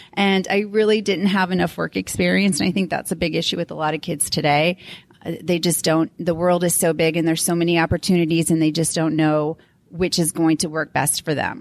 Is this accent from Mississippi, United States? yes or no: no; St. Louis, Missouri, United States; also born or lived in Florida; now in Denver, United States; I grew up in Saint Lou-, the Saint Louis area